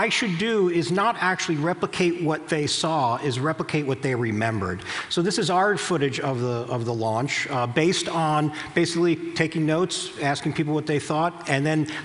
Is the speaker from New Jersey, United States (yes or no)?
yes; New Jersey, United States; I'm from New Jersey